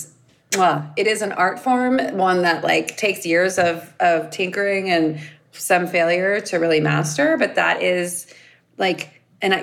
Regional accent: Los Angeles, California, United States; I grew up in LA and we didn't have like a slice joint

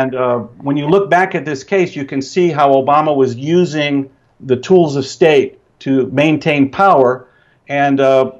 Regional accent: Tennessee, United States; I grew up in Tennessee, all brothers, black and white, had Asian friends.

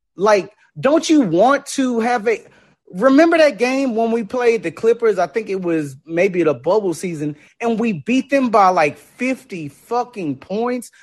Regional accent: Texas, United States; I'm born and raised in Texas

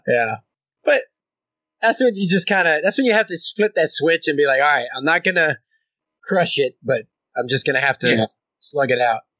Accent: Louisiana, United States; now in Oklahoma, United States; I'm in Oklahoma and I'm from Louisiana

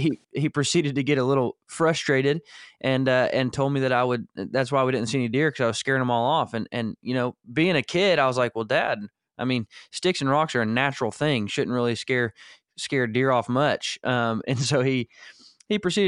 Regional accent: Northwest Arkansas, United States; We were in the Ozark Mountains of Arkansas, not far from where you're at now, was where I was born and raised in Northwest Arkansas

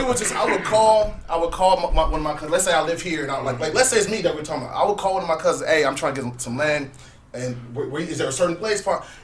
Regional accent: Nigeria; I'm from Nigeria

